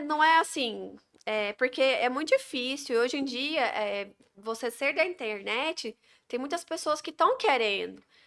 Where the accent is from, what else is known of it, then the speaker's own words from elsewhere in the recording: Goiânia, Goiás, Brazil; moved away as an adult; also born or lived in Padre Bernardo; now in Porangatu, Brazil; eu sou de Goiânia